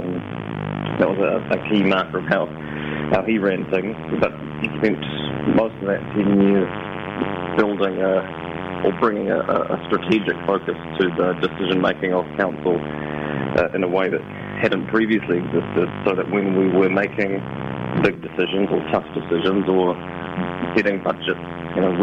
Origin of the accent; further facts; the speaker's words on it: Invercargill, Southland, New Zealand; moved away as an adult; also born or lived in Dunedin; we're both born and raised in Invercargill, and then fled to the giddy heights of the University of Otago